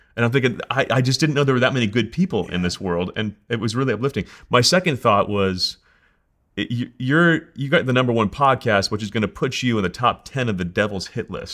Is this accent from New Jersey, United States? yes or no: yes; New Jersey, United States; now in Colorado, United States; I'm from New Jersey. I talk so fast.